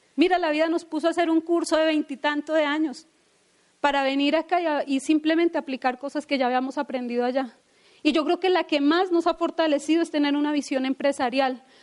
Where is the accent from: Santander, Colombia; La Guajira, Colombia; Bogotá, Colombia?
Bogotá, Colombia; de dónde venimos, de la historia que tenemos, o que no tuvimos papá, o que somos de Ciudad Bolívar